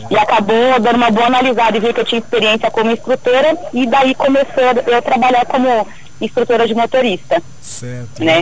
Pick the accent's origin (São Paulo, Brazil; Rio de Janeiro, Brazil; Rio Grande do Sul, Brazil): São Paulo, Brazil; moved away as an adult; also born or lived in Valparaíso; sou de São Paulo.